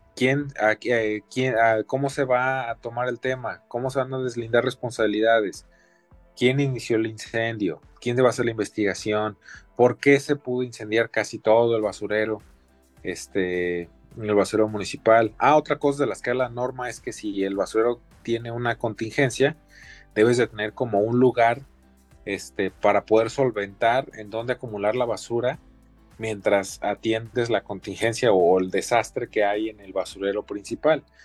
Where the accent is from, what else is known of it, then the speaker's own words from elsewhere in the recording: Mexico; como mexicanos, como latinoamericanos